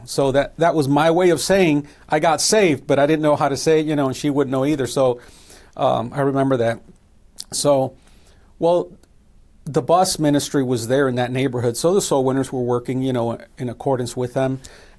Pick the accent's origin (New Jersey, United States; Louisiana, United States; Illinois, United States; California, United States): Illinois, United States; Chicago; My mother comes from Mexico, and my father was from Costa Rica. And they met in Chicago, and I was born and raised in Chicago.